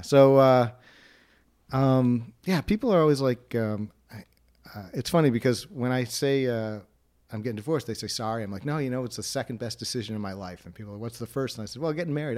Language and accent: English; Wilmette, Illinois, United States; I grew up in Will Matt, or as the people in Winnetka like to call it, uh, Winnetka for Jews